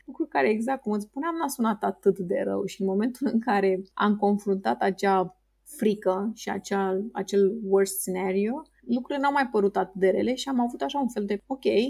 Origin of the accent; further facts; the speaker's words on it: Romania; ca și român, plec de undeva de la minus